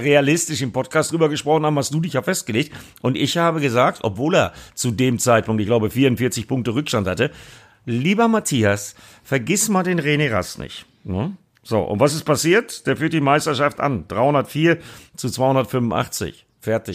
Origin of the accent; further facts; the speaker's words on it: Bremen, Germany; für mich als Bremer